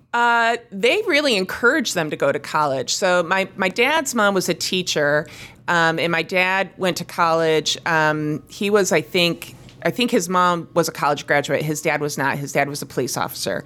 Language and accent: English; East Lansing, Michigan, United States; I grew up in East Lansing, Michigan.